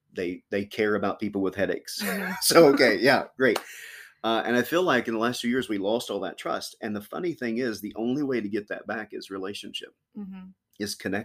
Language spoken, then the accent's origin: English; Kentucky, United States; now in Chillicothe, United States; I was born in Kentucky.